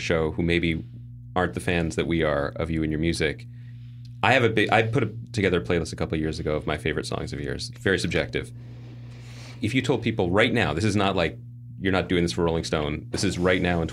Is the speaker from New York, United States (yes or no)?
no; Philadelphia, Pennsylvania, United States; We're both from Philly.